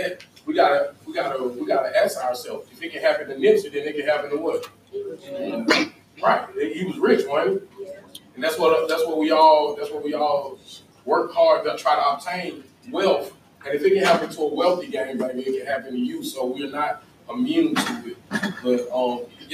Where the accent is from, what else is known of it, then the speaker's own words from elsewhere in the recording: Atlanta, Georgia, United States; came from the west side of Atlanta